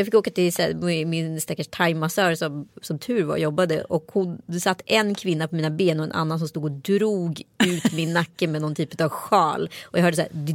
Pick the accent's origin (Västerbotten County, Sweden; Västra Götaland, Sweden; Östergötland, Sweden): Västra Götaland, Sweden; Strömstad; folk från Strömstad där jag växte upp vet hur mycket sketcher jag har filmat